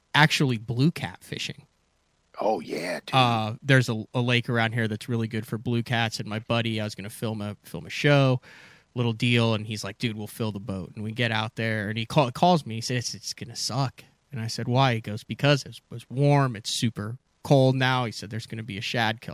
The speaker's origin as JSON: {"language": "English", "region": "Central Illinois", "country": "United States", "tie": "born or raised there", "said": "I grew up in Central Illinois"}